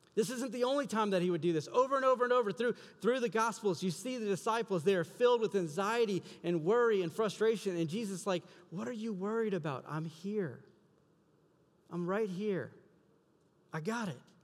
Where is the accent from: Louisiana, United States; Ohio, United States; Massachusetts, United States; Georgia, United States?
Louisiana, United States; South; now in Iowa, United States; I'm from South Louisiana. We get hurricanes all the time